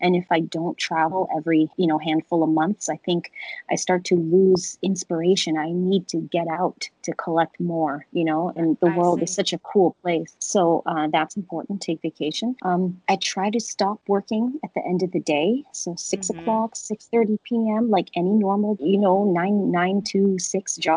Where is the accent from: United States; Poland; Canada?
Canada; My parents are from there. And, you know, even though I grew up in Canada